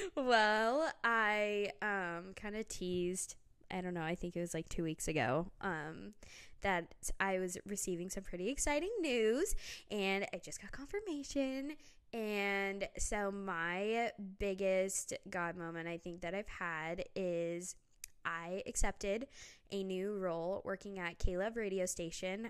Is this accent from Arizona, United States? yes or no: yes; Phoenix, Arizona, United States; moved away as an adult; now in Tennessee, United States; growing up in the West, Southwest, I mean, you walk outside, especially in Arizona, in Phoenix